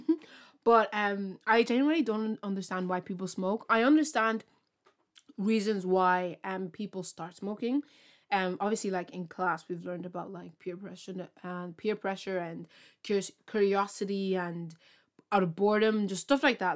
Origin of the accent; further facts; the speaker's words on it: Ireland; I'm from Ireland